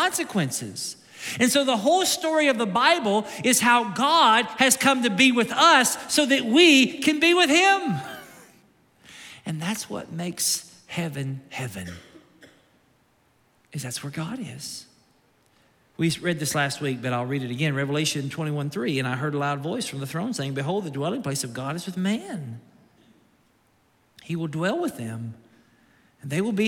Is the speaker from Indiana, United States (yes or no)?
no; Kentucky, United States; now in Naples, United States; I'm from Kentucky